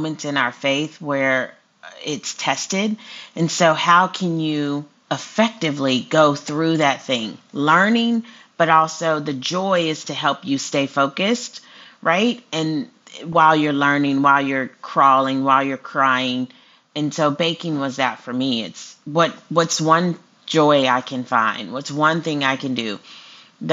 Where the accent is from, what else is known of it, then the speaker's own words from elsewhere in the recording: Houston, Texas, United States; moved away as an adult; also born or lived in Austin, Texas; now in Alabama, United States; I'm from Texas. I love everything Texas. I was born in Houston, so I love Texas